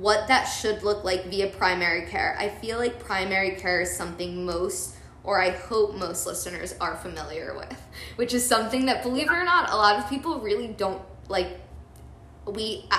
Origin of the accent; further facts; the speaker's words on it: Philadelphia, Pennsylvania, United States; I grew up in Philly